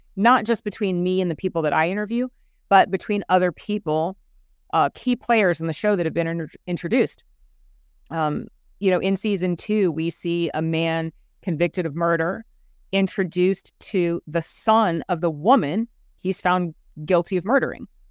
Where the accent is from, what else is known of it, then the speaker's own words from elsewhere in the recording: Central Florida, United States; Born and raised in Central Florida